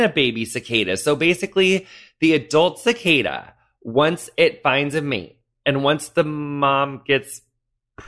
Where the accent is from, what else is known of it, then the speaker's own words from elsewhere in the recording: western Illinois, United States; moved away; my hometown's kind of like right smack in the middle of Illinois, like north-southwise, but then we're on like the very western bit